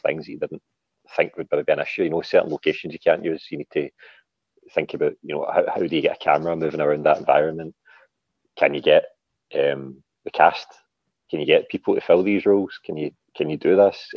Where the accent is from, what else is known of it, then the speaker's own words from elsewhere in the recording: Glasgow, Scotland, United Kingdom; I'm a author from Glasgow